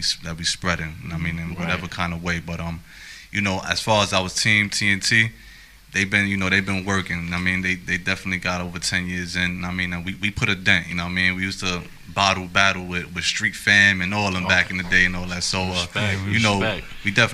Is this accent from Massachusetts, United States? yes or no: no; New York City, New York, United States; born and raised in the South Bronx, Hunts Point